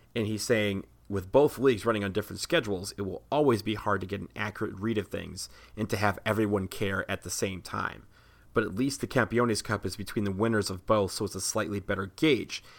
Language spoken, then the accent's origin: English; Washington, District of Columbia, United States; right here in DC, where I am from.